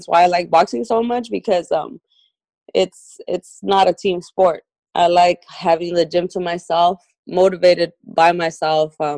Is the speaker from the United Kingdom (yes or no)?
no; Sonora, Mexico; from where I'm born in Sonora, Mexico